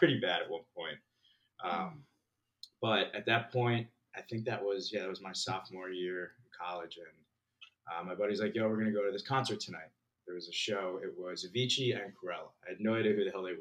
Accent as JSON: {"language": "English", "region": "New Jersey", "country": "United States", "tie": "born or raised there", "also_born_or_lived": "Philadelphia / Manhattan", "moved": "as an adult", "lives_now": "Austin, United States", "said": "I'm originally from New Jersey. Grew up, born and raised"}